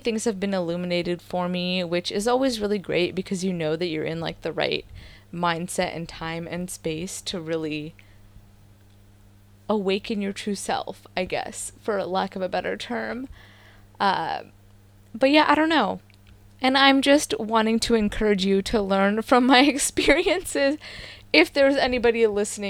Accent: the Bay Area, California, United States; I grew up in the Bay

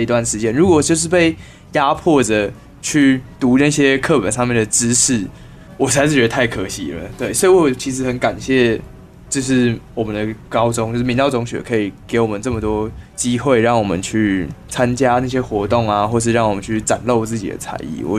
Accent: Taiwan; 我们都是台湾人

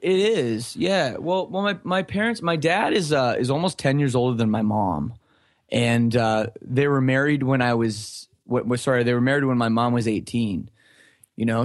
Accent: Oakville, Ontario, Canada; born or raised there; also born or lived in Scarborough, Ontario

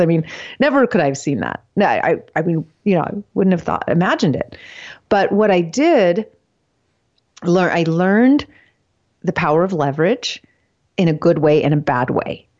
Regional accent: California, United States; I'm born and raised in California

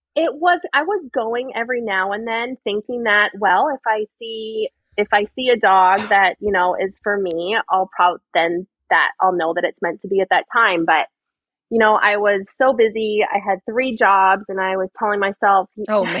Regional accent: Arizona, United States; I'm from Arizona. I was born and raised here

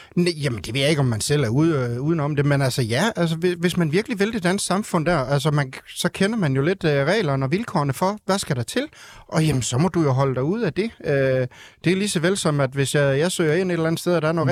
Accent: North Jutland, North Denmark Region, Denmark; now in Ringkøbing, Denmark; jeg er født og opvokset i Nordjylland

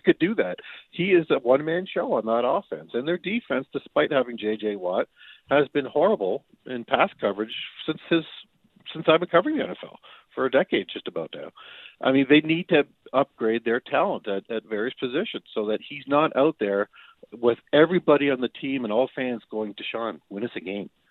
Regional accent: Windsor, Ontario, Canada; I'm from the Windsor area, across the river from Detroit

